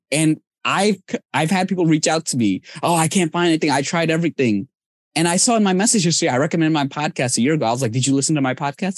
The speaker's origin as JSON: {"language": "English", "country": "Bangladesh", "moved": "yes", "lives_now": "United States", "said": "I'm from Bangladesh"}